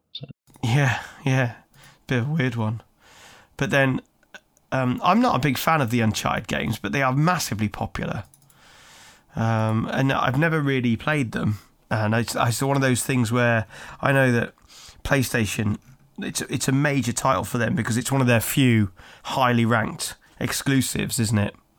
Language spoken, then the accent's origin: English; Birmingham, West Midlands, United Kingdom; my hometown of Birmingham